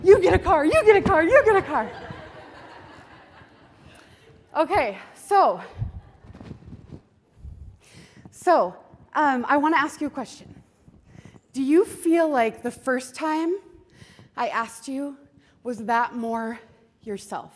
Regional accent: Montana, United States; I am from Montana. I'm a Montana portrait photographer

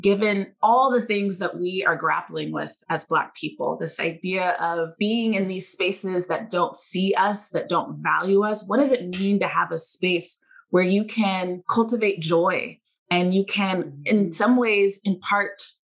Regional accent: Austin, Texas, United States; I grew up in Austin, Texas

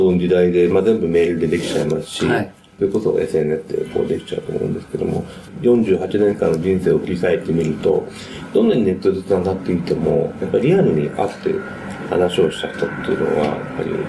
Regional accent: Canada; also born or lived in United States; そのカナダで、アメリカで生まれてカナダで育ったんですけども、そのカナダで予想以上に日本人というのはいなかったんですね、当時。

